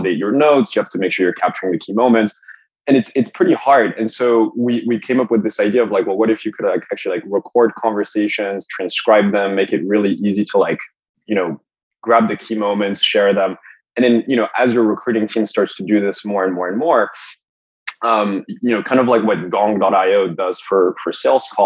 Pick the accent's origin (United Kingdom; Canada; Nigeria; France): France; also born or lived in Los Angeles, United States; now in United States; I'm from France originally